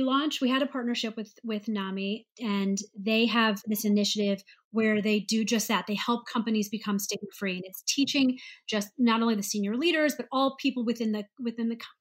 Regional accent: St. Louis, Missouri, United States; moved away as an adult; also born or lived in Ohio; I grew up in St. Louis, Missouri

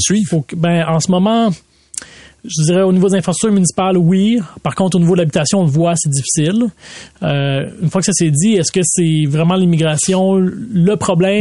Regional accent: Laval, Quebec, Canada; j'ai grandi à Vimont.

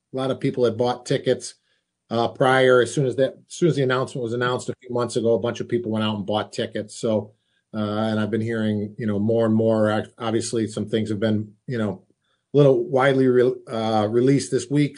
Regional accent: Rochester, New York, United States; my hometown

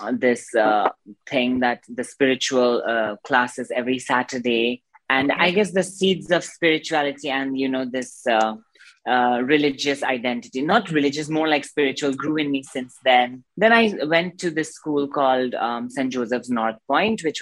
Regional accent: Darjeeling, West Bengal, India; I was born in Darjeeling, obviously, and uh, I did my schooling there. And um, so I'm from a very, like, you know, um, um, spiritual family, let's say that, and a religious family

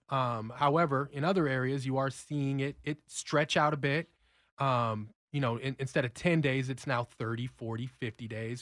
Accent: Los Angeles, California, United States; moved away as an adult; I'm a relocator from California, so I'm a Rams fan, born and raised

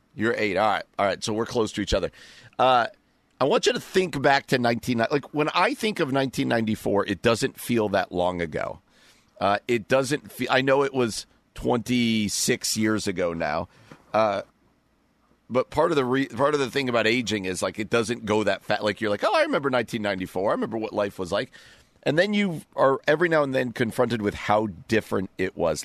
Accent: New York, United States; now in Chicago, United States; I grew up out there. I grew up out in New York

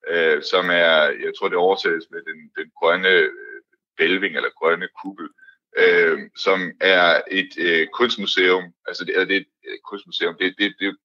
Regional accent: Denmark; som dansker

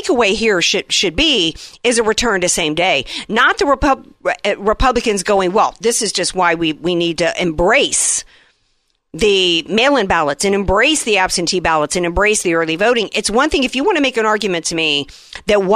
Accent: the South, United States; now in San Diego, United States; I grew up in the South

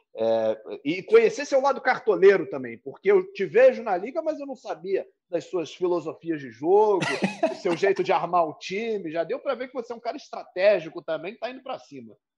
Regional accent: Rio de Janeiro, Brazil; eu sou do Rio de Janeiro

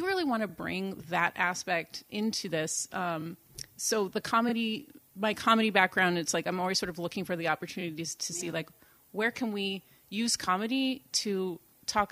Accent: Boston, Massachusetts, United States; accent: Boston; first language English; also born or lived in Sweden; now in Saugatuck, United States; I grew up in Boston

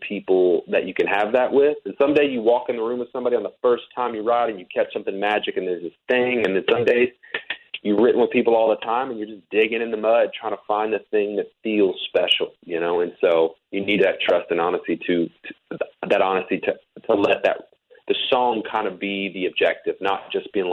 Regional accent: Fort Worth, Texas, United States; moved away as an adult; now in Nashville, United States; I was born and raised in Texas

